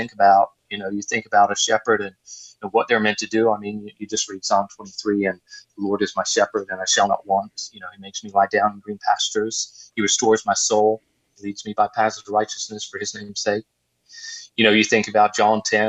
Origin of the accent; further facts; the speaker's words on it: Australia; now in Virginia, United States; I grew up in Australia where, you know, there was times where we had water droughts